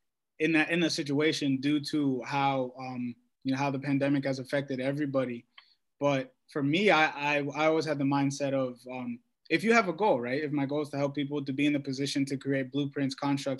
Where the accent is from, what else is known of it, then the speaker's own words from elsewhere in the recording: Washington, District of Columbia, United States; I'm from Washington, D.C. My school's in New York